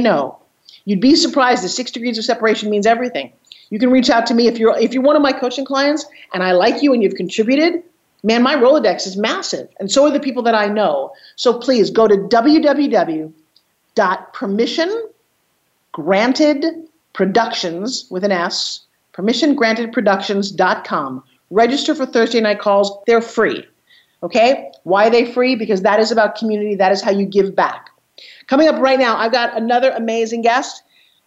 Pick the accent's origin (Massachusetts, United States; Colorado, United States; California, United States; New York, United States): New York, United States; Long Island; also born or lived in Kenya; I grew up on Long Island in the 60s